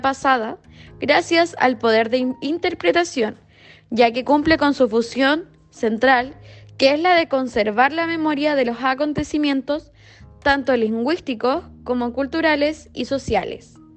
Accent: Chile; nuestra historia como chilenos

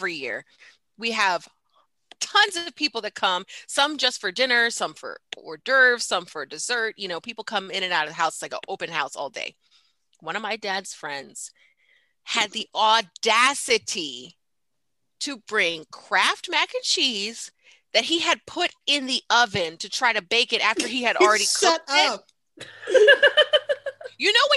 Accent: Maryland, United States; I'm from Maryland.

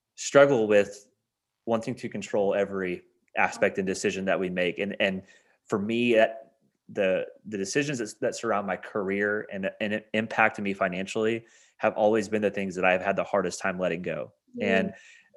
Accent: Indiana, United States; moved away as an adult; now in Kentucky, United States; We moved to Kentucky from my hometown in Indiana

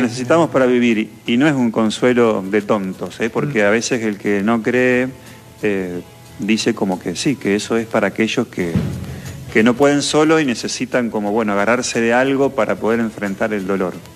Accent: San Jerónimo, Santa Fe, Argentina; somos gringos, yo acá soy de San Jerónimo

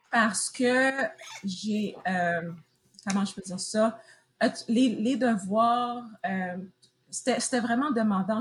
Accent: Montreal, Quebec, Canada; moved away as an adult; now in United States; je viens de Montréal, mais présentement, je suis aux États-Unis

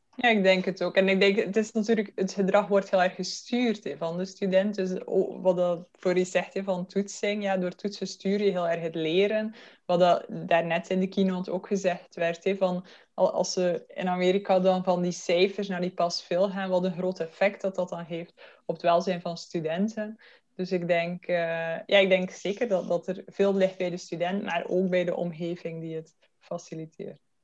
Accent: Belgium; accent: Belgian; moved away as an adult; now in Netherlands; oorspronkelijk, zoals je mijn accent kunt horen, kom ik uit België, maar ik woon nu tien jaar al in Nederland

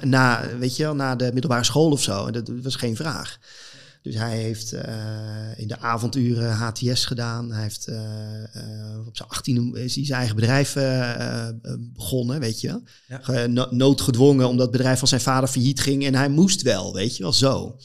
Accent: North Holland, Netherlands; ergens een groot veld in Noord-Holland waar ik vandaan kom

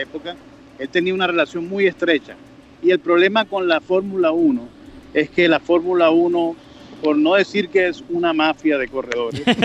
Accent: Colombia; nosotros como colombianos

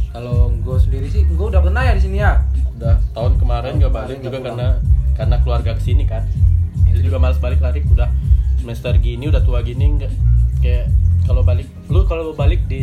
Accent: Bengkulu, Indonesia; kami kan asli kalau kampung kami kan di Bengkulu tuh kampung kita kan gue ya di Bengkulu

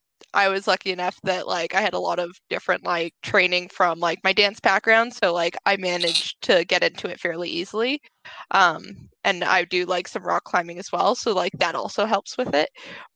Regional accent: Toronto, Ontario, Canada; So I grew up in Toronto

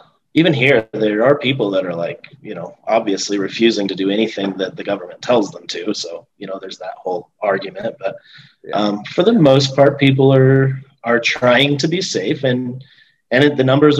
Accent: Wyoming, United States; Even as a Wyomingite

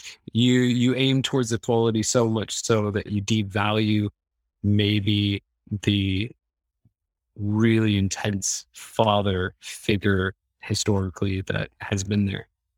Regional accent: Midwest, United States; I mean, I come from the Midwest, so it's like farm town, you know what I mean?

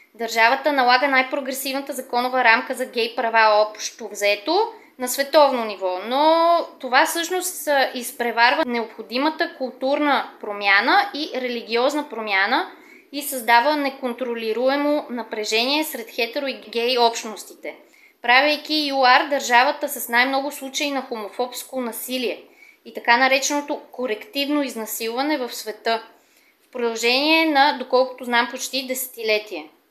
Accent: Sofia, Sofia City, Bulgaria; accent: Sofia dialect; имам софийски диалект

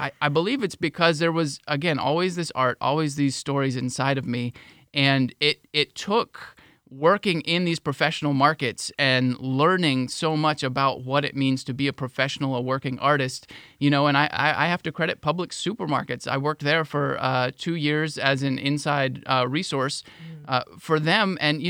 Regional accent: Florida, United States; I came from a small town. I came from Highlands County, small town in Highlands County.

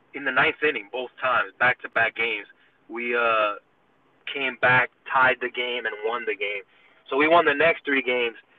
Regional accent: New York, United States; I'm from New York

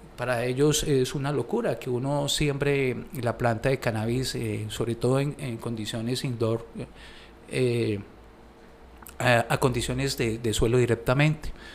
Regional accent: Colombia; para nosotros como colombianos

